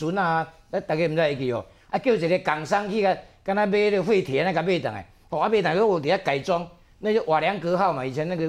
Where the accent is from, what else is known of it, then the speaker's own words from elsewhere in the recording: Taiwan; 我们台湾人